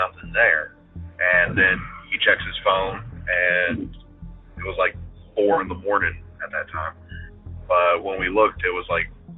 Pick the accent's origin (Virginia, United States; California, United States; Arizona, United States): Virginia, United States; Northern; I'm from Northern Virginia